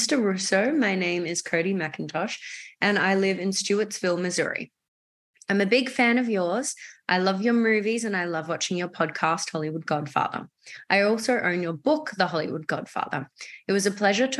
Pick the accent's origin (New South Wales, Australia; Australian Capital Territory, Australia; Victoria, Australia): Victoria, Australia; Melbourne; moved away as an adult; now in New York, United States; I'm from Melbourne, Australia. Lived there, grew up there my entire life